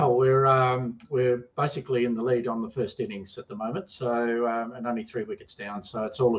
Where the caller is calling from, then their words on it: Brisbane, Queensland, Australia; I'm actually in Brisbane, Australia, so where the cricket is.